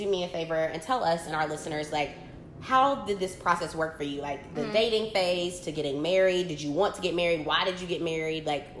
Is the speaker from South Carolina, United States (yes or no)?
yes; Fountain Inn / Simpsonville, South Carolina, United States; moved away as an adult; also born or lived in Chicago; So we're from the South, right? Tradition. So like, I mean, majority of, like, the young women in my town, like, grew up, they're still living in Fountain Inn, Simpsonville, South Carolina